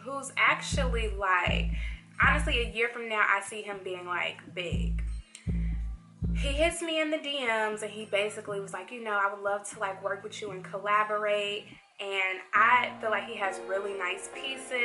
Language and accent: English; Chicago, Illinois, United States; now in Atlanta, United States; I'm from Chicago